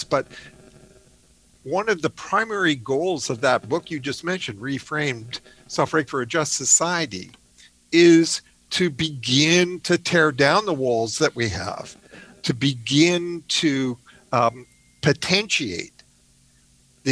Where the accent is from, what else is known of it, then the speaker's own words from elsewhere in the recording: Canada; also born or lived in Oxford; When I was a young boy growing up in Canada